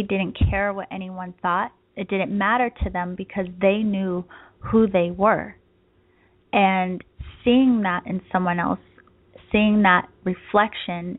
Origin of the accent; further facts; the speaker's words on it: East Coast, United States; now in San Diego, United States; I am from the East Coast, but now I live in San Diego